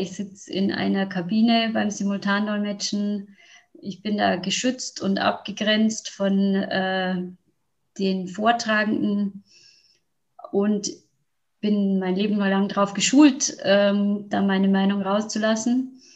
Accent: Neubeuern, Bavaria, Germany; zu mir in mein Heimatdorf nach Neubeuern

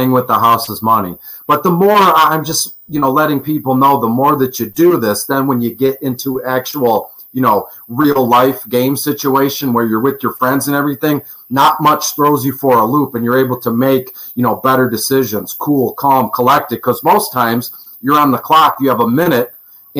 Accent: Detroit, Michigan, United States; I'm from Detroit

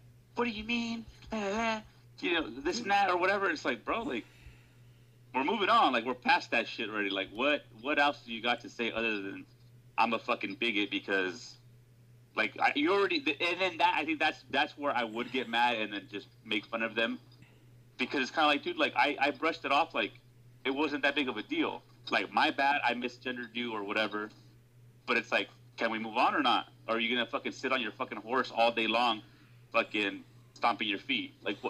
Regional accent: Honduras; And then you hit them with I'm from Honduras. Yeah, but what part of Mexico? Like, no, Honduras is its own country.

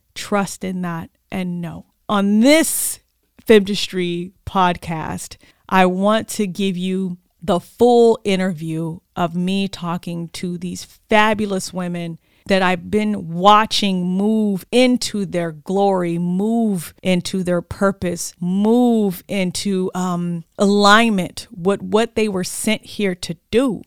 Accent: Oxnard, California, United States; moved away as an adult; also born or lived in Sacramento; I'm back in my hometown of Oxnard, my community

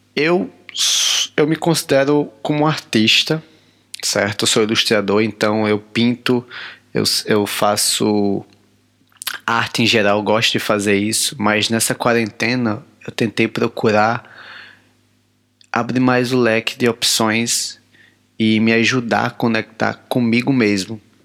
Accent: Natal, Rio Grande do Norte, Brazil; moved away as an adult; now in Maputo, Mozambique; sou nordestino, cabra da peste, sou de Natal, Rio Grande do Norte

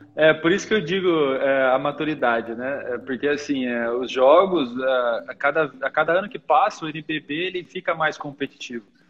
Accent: Limeira, São Paulo, Brazil; also born or lived in Catanduva; eu sou nascido em Catanduva, mas eu nunca morei lá, né, propriamente dito. Meu pai jogava basquete, e profissionalmente, e ele jogava no time aqui de Limeira, que é a cidade que eu, que eu sempre morei

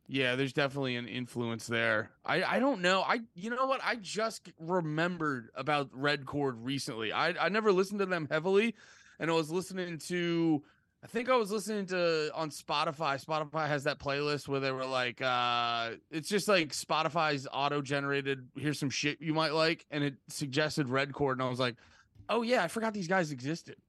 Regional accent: Allentown, Pennsylvania, United States; now in New Jersey, United States; originally from, uh, right outside of Allentown, P

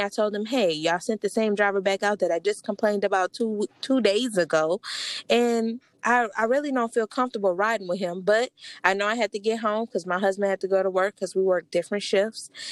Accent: New Orleans, Louisiana, United States; I'm from New Orleans

